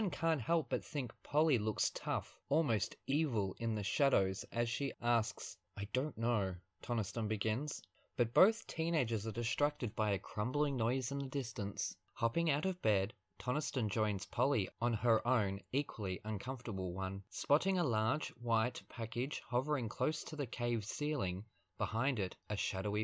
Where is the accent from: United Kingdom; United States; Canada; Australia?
Australia; I am Australian, and I will get in trouble by my teachers for saying